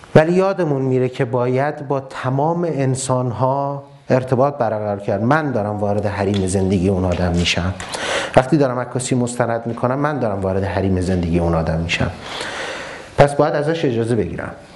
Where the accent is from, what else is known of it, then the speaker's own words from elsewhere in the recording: Ahvaz, Khuzestan, Iran; moved away as an adult; now in Tehran, Iran; من از اهواز اومدم تهران من بچه اهوازم